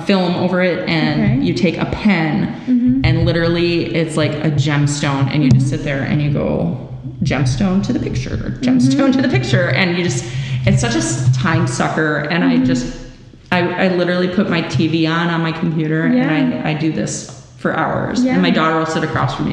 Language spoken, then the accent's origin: English; Milwaukee, Wisconsin, United States; now in Illinois, United States; I grew up in Milwaukee, Wisconsin